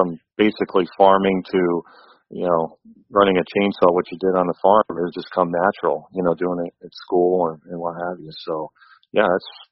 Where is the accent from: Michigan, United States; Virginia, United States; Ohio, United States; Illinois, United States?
Ohio, United States; Ashtabula County, Northeast; Northeast Ohio. I grew up in Ashtabula County